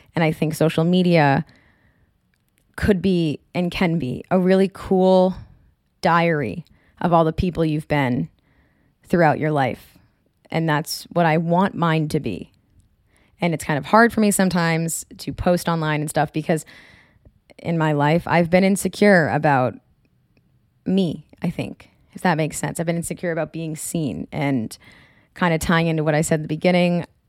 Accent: Marblehead, Massachusetts, United States; moved away; I am from Marblehead

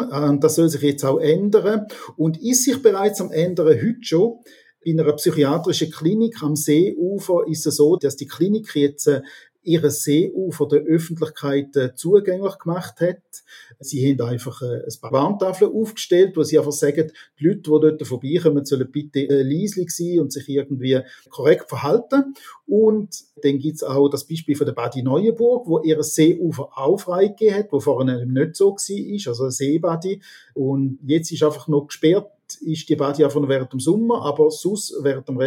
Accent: Rorschacherberg, St. Gallen, Switzerland; Genau, ich bin im Rorschacher Berg aufgewachsen. Rorschacher Berg ist eine Seegemeinde, wie Rorschach und Goldach auch

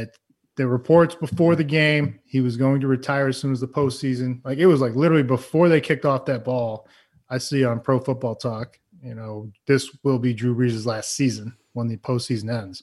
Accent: Massachusetts, United States; I grew up in Massachusetts

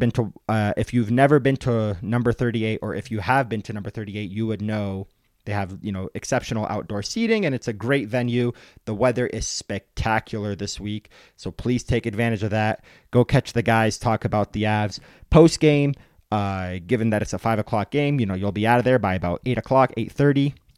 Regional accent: Detroit, Michigan, United States; now in Colorado, United States; I am from Detroit.

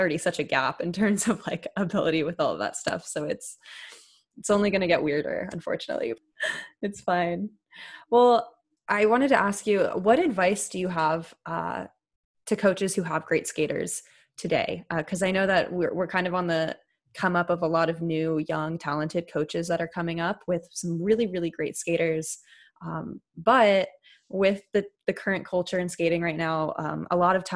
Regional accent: San Jose, California, United States; my hometown, whether that be from my school or my dance studios

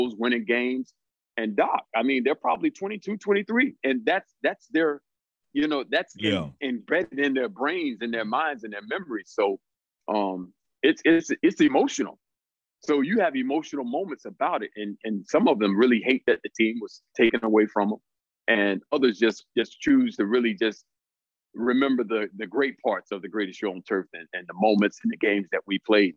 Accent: South Florida, United States; moved away; also born or lived in St. Louis; I grew up in South Florida.

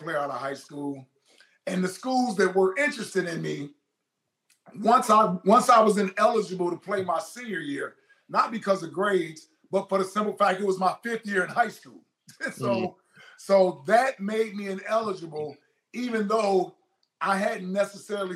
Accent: Midwest, United States; I'm from the Midwest.

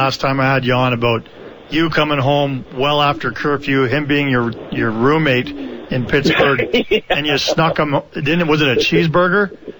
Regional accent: Canada; And that's why I'm a Canadian citizen.

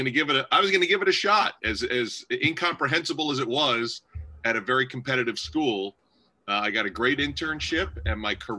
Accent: Albany, New York, United States; growing up in Albany, New York

